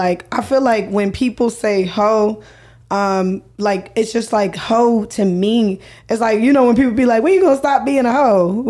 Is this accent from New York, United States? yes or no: no; Jacksonville, Florida, United States; Okay, so I'm from Jacksonville, Florida, of course.